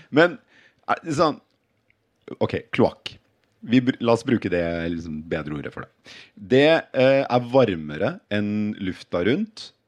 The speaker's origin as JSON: {"language": "Norwegian", "region": "Oslo", "country": "Norway", "tie": "born or raised there", "said": "Jeg vokste opp på Skøyen."}